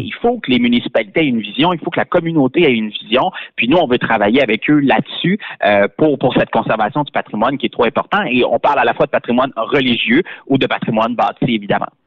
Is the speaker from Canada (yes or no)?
yes; Beauce, Quebec, Canada; chez nous en Beauce